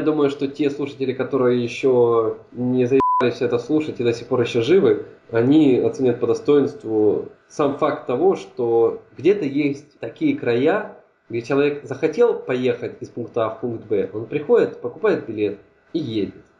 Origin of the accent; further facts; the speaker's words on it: Dnipropetrovsk Oblast, Ukraine; also born or lived in Kryvyi Rih; now in Germany; я-то живу далековато, это Днепропетровская область, ну, жил раньше